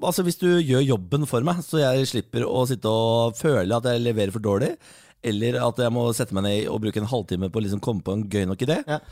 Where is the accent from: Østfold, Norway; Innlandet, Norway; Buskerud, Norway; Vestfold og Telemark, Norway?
Østfold, Norway; Moss; Jeg er mossing, fatter'n er mossing